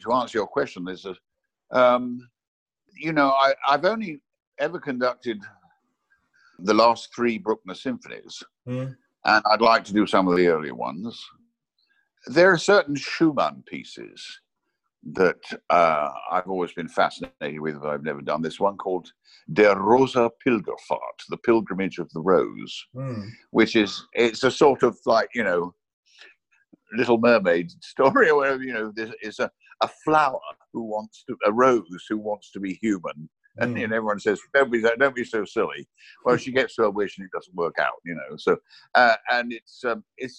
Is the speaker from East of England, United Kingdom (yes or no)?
yes; Watford, East of England, United Kingdom; moved away as an adult; also born or lived in Sussex / Rome; I grew up in Watford, on the outskirts of Watford